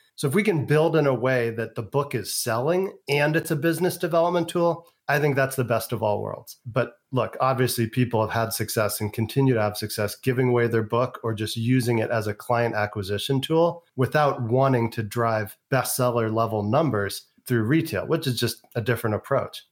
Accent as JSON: {"language": "English", "town": "San Francisco", "region": "California", "country": "United States", "tie": "born or raised there", "also_born_or_lived": "Europe / Asia / the South", "moved": "as an adult", "lives_now": "Las Vegas, United States", "said": "I was born in San Francisco, California, two blocks from Haight Asbury, grew up in the San Francisco Bay Area, went to California public schools my entire education"}